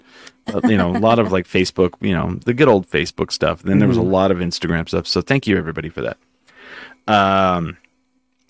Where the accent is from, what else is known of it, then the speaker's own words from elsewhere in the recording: Clovis, New Mexico, United States; my hometown of Clovis, New Mexico